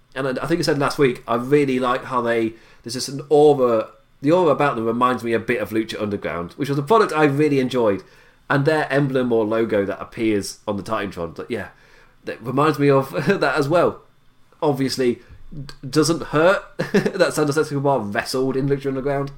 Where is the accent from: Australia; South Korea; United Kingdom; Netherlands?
United Kingdom; England; I'm English